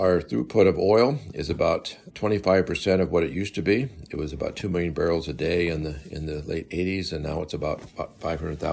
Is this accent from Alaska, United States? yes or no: yes; Fairbanks, Alaska, United States; also born or lived in Valdez; Born in Fairbanks, raised in Alaska, I've lived here all my life